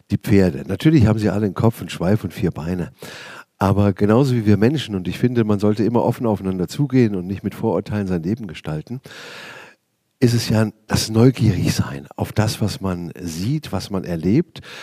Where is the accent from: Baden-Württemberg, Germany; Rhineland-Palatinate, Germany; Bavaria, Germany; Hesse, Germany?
Hesse, Germany; Schlüchtern; Äh, ja, das stimmt. Ähm, ich bin auch ein waschechter Hesse. Man hört es nur nicht, wenn ich normal schwätze